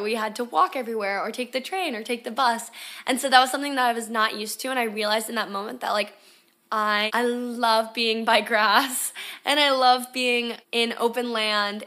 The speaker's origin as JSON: {"language": "English", "region": "Delaware", "country": "United States", "tie": "born or raised there", "also_born_or_lived": "Florida", "moved": "as an adult", "said": "if I didn't move out of Delaware when I did when I was eighteen years old"}